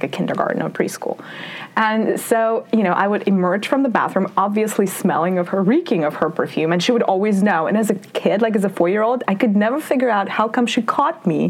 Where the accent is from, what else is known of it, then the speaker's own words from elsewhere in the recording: Russia; moved away; I grew up in the Soviet Union / Russia